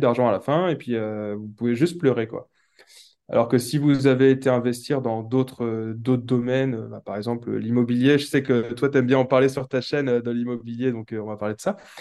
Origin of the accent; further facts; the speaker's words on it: Brittany, France; also born or lived in Nantes; je suis de Bretagne